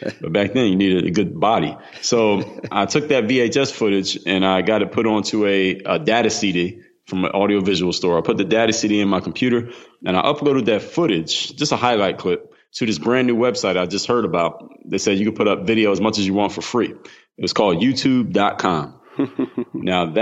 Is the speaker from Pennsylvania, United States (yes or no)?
yes; Philadelphia, Pennsylvania, United States; now in Miami, United States; I come from the city of Philadelphia, now reside in Miami, Florida